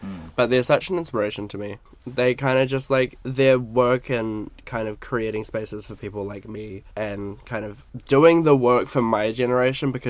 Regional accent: Napier, Hawke's Bay, New Zealand; They did an exhibition in my hometown. I'm from Napier, so small, small town vibes

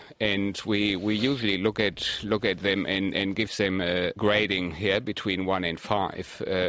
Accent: Wellington, New Zealand; I'm from Wellington

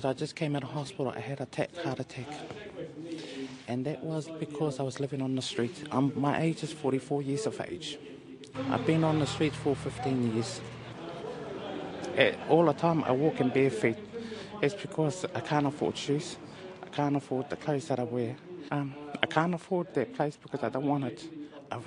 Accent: Auckland, New Zealand; now in Wellington, New Zealand; I'm from South Auckland, Māngere

